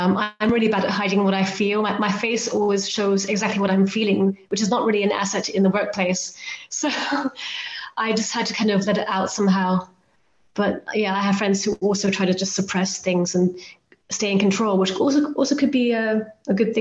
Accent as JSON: {"language": "English", "country": "Hong Kong", "tie": "born or raised there", "said": "I grew up in Hong Kong, where I'm originally from"}